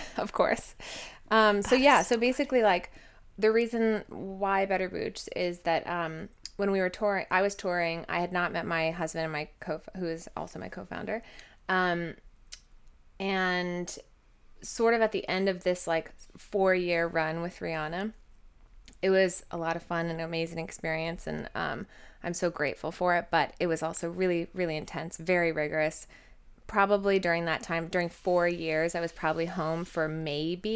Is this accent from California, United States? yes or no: yes; Southern California, United States; I was born and raised in Southern California